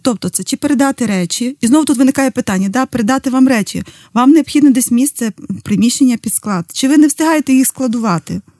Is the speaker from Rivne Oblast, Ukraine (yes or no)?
yes; Zdolbuniv, Rivne Oblast, Ukraine; моє рідне місто з долбонів